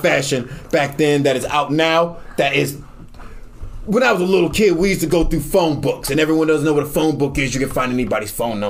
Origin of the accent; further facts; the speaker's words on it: New York City, New York, United States; I'm from New York City. The only time I see grass is when I go to the Bronx.